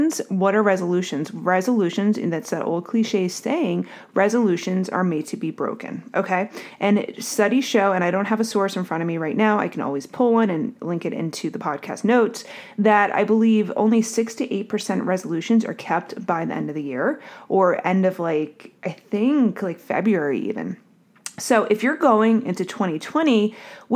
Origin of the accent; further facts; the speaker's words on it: Northeast, United States; also born or lived in New Jersey; now in Durham, United States; I'm from the Northeast